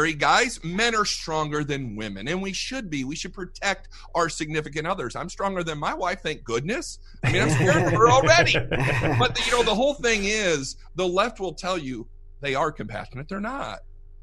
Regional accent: Fort Wayne, Indiana, United States; moved away as an adult; now in Fort Worth, United States; we moved down here to Fort Worth. We're originally from Fort Wayne, Indiana

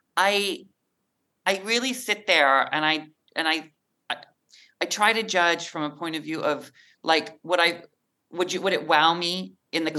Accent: Mount Vernon, Washington, United States; moved away; I'm from Mount Vernon, Washington, about an hour north of where you are in Seattle

